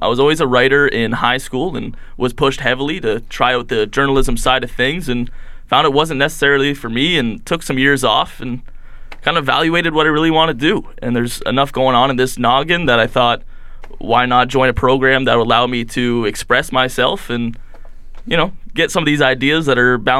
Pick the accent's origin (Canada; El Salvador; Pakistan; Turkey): Canada; Windsor, Ontario; moved away as an adult; Windsor, Ontario, right from the southern tip.